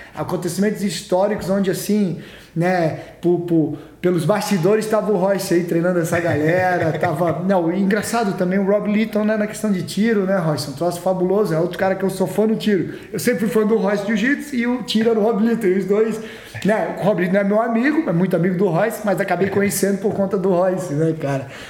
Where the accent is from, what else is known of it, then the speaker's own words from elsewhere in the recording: Florianópolis, Santa Catarina, Brazil; eu cresci em Floripa lá